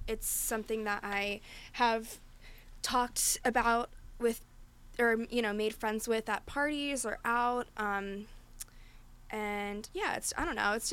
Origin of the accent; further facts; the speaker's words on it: Philadelphia, Pennsylvania, United States; we're both from Philly